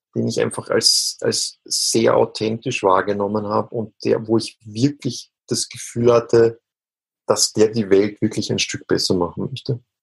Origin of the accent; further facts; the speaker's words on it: Austria; so als ganz klassischer Österreicher einfach äh, in meiner Kindheit dreimal am Tag äh, Fleisch gegessen